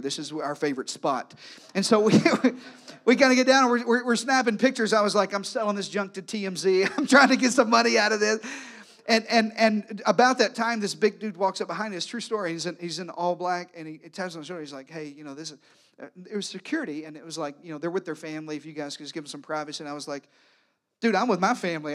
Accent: Arkansas, United States; moved away; I was raised in the deep South. Matter of fact, this past week I was back home in Arkansas

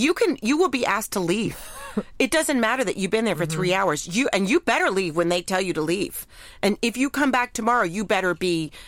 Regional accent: New York City, New York, United States; I love being a New Yorker.

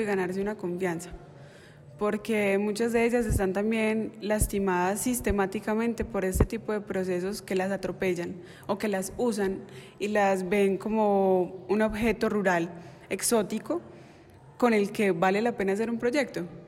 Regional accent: Entrerríos, Antioquia, Colombia; mi pueblo

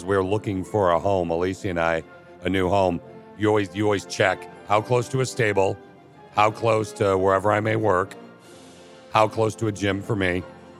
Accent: Michigan, United States; I'm from Michigan.

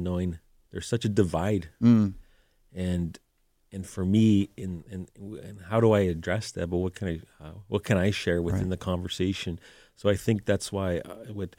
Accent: Moosonee, Ontario, Canada; where I'm originally from is James Bay, Ontario. So my parents, one thing that considers with my family roots, I'm from Moosonee and Moose Factory

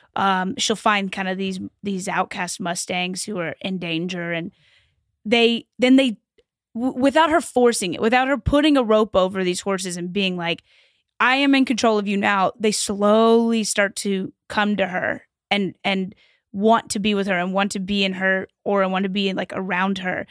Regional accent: Louisville, Kentucky, United States; I grew up in Kentucky

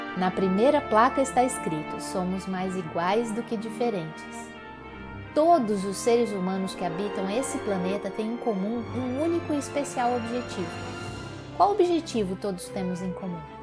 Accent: Minas Gerais, Brazil; como mineirinha que sou

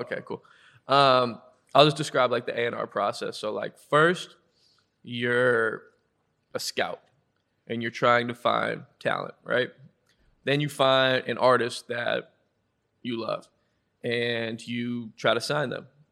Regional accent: Westwood, Massachusetts, United States; I'm from Westwood, Massachusetts

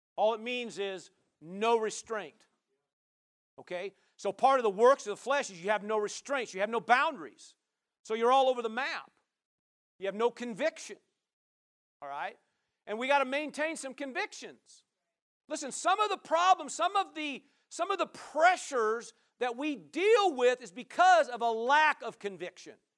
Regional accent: Nebraska, United States; now in Oregon, United States; I'm from Nebraska

